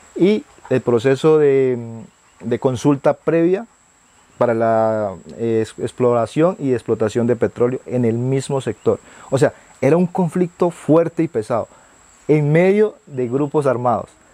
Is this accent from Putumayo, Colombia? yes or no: yes; Putumayo, Colombia; moved away; artista indígena, del departamento del Putumayo, nací en la Amazonía, soy quichua, hablante del quechua